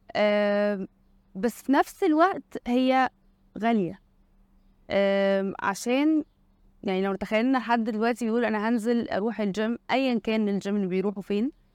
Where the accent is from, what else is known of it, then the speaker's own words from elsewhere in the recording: Egypt; عندنا في مصر